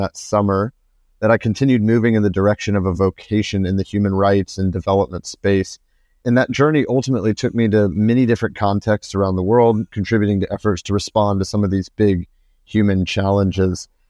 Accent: United States; moved away; I'm from the US

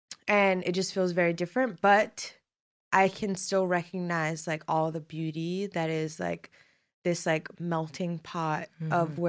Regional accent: New York City, New York, United States; moved away as an adult; spending time in my hometown of Brooklyn, Flatbush specifically.

